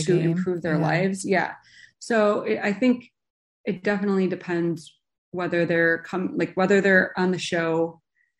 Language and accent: English; Chicago, Illinois, United States; I grew up in Chicago.